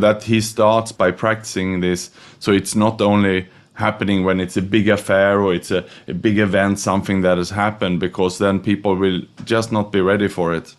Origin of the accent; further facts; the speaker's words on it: Sweden; also born or lived in Australia / Vietnam / Thailand / Indonesia; now in Singapore; I was born in Sweden, studied and educated in Australia